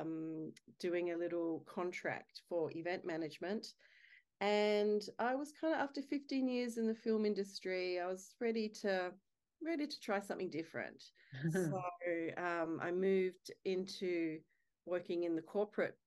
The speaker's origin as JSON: {"language": "English", "town": "Adelaide", "region": "South Australia", "country": "Australia", "moved": "as an adult", "lives_now": "Sydney, Australia", "said": "I live in gorgeous Sydney, Australia, and married to my beautiful soulmate husband, Kerry Furlong. And I am originally from Adelaide"}